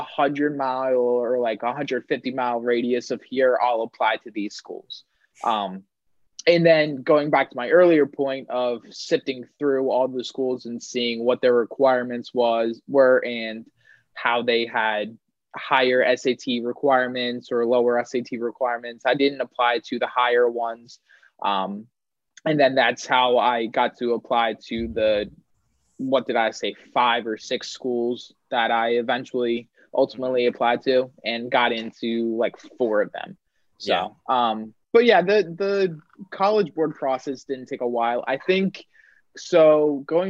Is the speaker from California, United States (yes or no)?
no; Pennsylvania, United States; moved away as an adult; I knew that I wanted to be far away from my home state